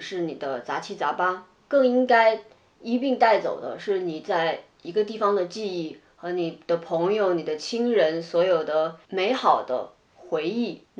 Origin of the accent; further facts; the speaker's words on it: China; now in France; 然后再有一次我从格勒过来的时候，她跟我坐一趟车，我就是想说，哎，大家都是中国人，嗯妹子看着很面善，我就去跟她搭话